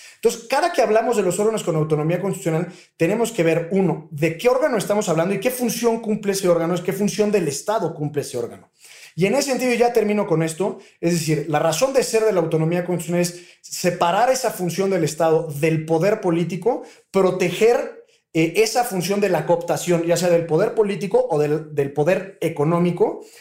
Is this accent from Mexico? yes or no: yes; Mexico; como mexicanos